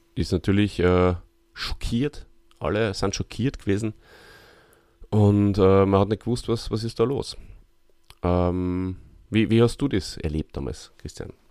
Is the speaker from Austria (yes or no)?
yes; Austria; hierzulande bei uns in Österreich